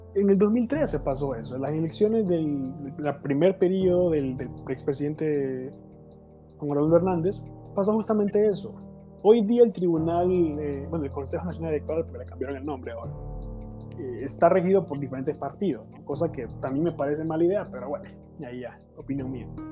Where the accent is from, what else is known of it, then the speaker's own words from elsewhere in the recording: Honduras; como hondureño